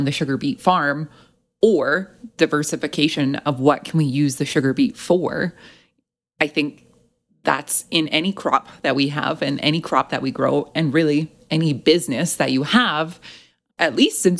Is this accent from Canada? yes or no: yes; Lethbridge, Alberta, Canada; I grew up in Lethbridge, and I moved to a farm 20 minutes away from my family front door